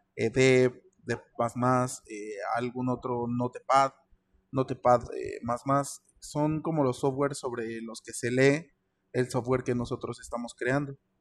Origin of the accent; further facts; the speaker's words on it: Querétaro, Mexico; yo vivo en Querétaro, nací en Querétaro